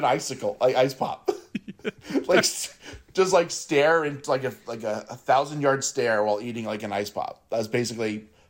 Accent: Long Island, New York, United States; accent: Long Island

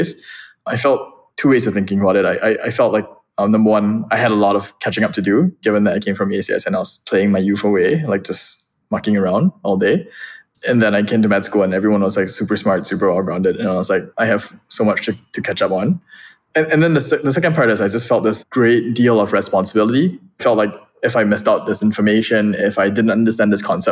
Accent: Singapore; moved away; also born or lived in Boston; I would introduce myself first and foremost as a Singaporean.

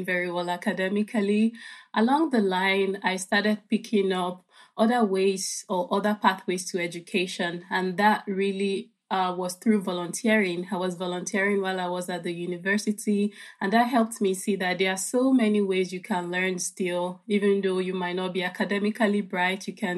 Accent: Lagos, Nigeria; now in Milwaukee, United States; I grew up in Lagos, and Lagos is a very big city with a population of over 20 million people

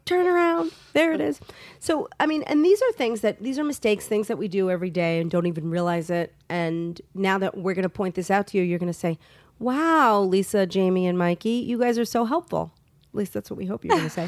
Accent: New York, United States; As a New Yorker

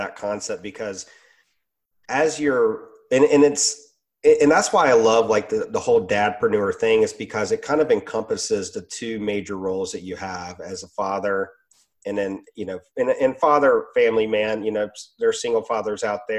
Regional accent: Roanoke, Virginia, United States; moved away as an adult; also born or lived in Richmond, Virginia; I moved 3 hours from my business back to my hometown in Roanoke.

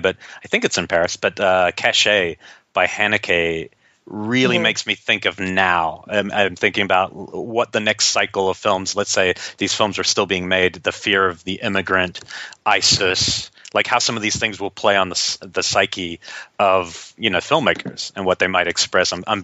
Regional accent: New Zealand; growing up in New Zealand

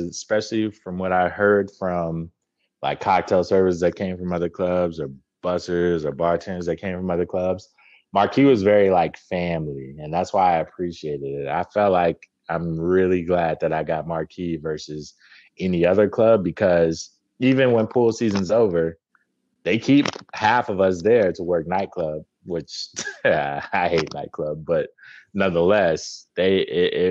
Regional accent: Las Vegas, Nevada, United States; also born or lived in Watertown, New York; So most of my family is from Vegas. I moved back when I was like 3. So it doesn't really count. Okay. So yeah, I'm from Vegas

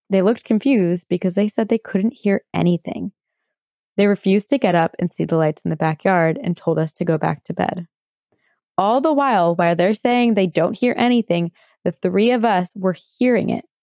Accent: British Columbia, Canada; I'm from British Columbia, Canada. My story takes place in the small town I grew up in on Vancouver Island around 18 years ago when I was 12 years old.

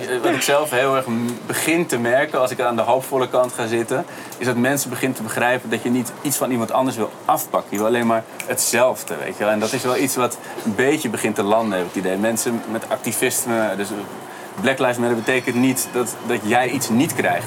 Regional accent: Amsterdam, North Holland, Netherlands; ik ben zelf geboren in de Bijlmer

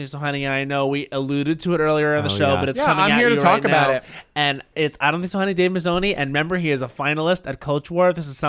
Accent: United States; But I want to have a voice because I'm American as well.

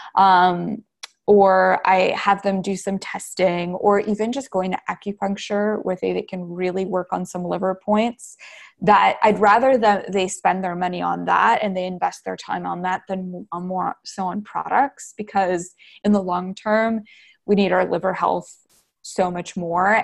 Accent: New Brunswick, Canada; also born or lived in Wisconsin / Texas; now in Los Angeles, United States; I'm originally from New Brunswick, Canada.

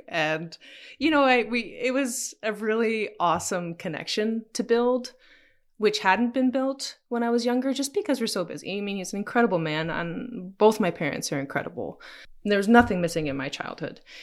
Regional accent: Ontario, Canada; also born or lived in Toronto; I moved back after university to my hometown and was working with my dad

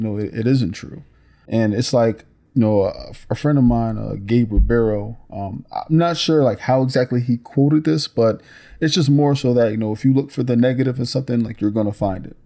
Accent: Newark, New Jersey, United States; even as a youth growing up in Newark

